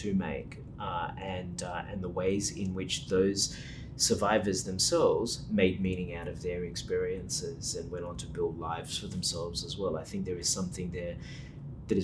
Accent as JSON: {"language": "English", "town": "Sydney", "region": "New South Wales", "country": "Australia", "tie": "born or raised there", "moved": "as an adult", "lives_now": "Melbourne, Australia", "said": "I'm born and bred in Sydney"}